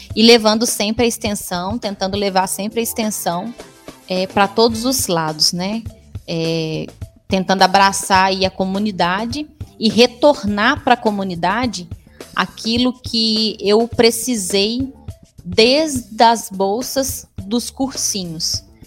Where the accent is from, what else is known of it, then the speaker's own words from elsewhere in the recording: Divinópolis, Minas Gerais, Brazil; also born or lived in Pedro Leopoldo / Lavras; eu nasci em Pedro Leopoldo, uma cidade bem próxima de Belo Horizonte, onde eu fiquei até três anos de idade. A maior parte do tempo da minha vida foi em Divinópolis